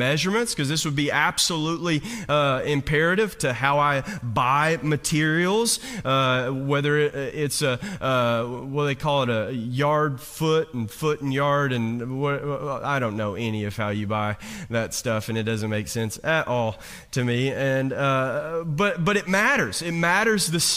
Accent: Hazard, Kentucky, United States; I grew up right outside of Hazard, Kentucky

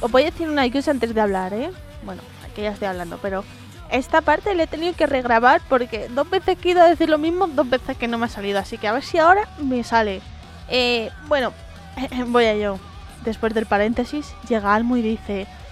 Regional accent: Madrid, Community of Madrid, Spain; yo soy gata, soy madrileña de tercera generación

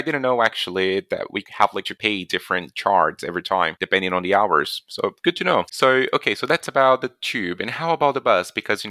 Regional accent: Carapicuíba, São Paulo, Brazil; moved away; also born or lived in London; So I lived in Carapicuíba

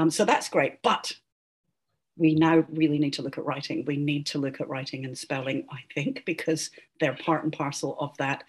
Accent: Singapore; born there; also born or lived in Poland / Egypt; my dad was a diplomat. And so I grew up around the world. So I was born in Singapore.

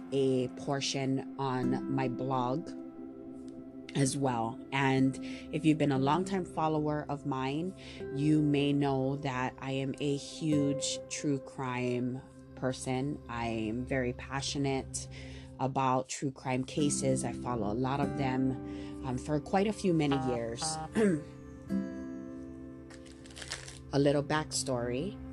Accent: Maui, Hawaii, United States; I'm born and raised on Maui, and I am a true and true Hawaii local girl

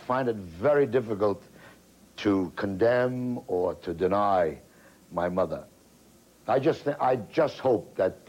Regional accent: United States; as an American-born Jew

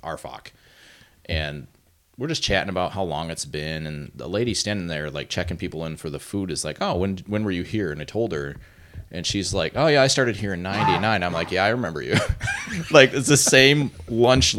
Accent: Mayville, Michigan, United States; moved away as an adult; also born or lived in Saginaw, Michigan; now in Alpena, United States; I'm an Alpena transplant. So I grew up in a little town in the Thumb called Mayville.

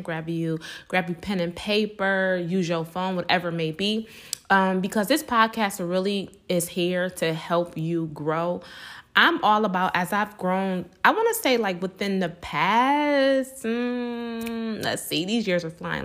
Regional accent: Buffalo, New York, United States; born and raised in Buffalo, New York

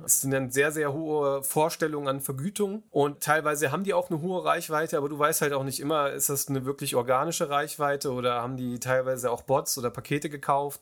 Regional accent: Kassel, Hesse, Germany; ich komme aus Kassel

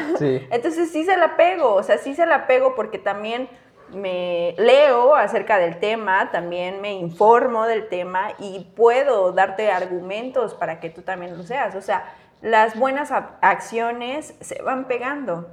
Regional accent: Chiapas, Mexico; somos de Chiapas, crecimos aquí, nuestra familia está aquí

